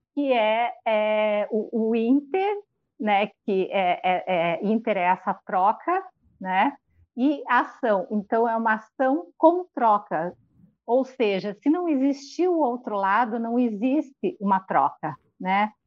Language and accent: Portuguese; Joaçaba, Santa Catarina, Brazil; moved away; ele é da mesma cidade que os meus pais moram, é, Joaçaba, onde eu fui criada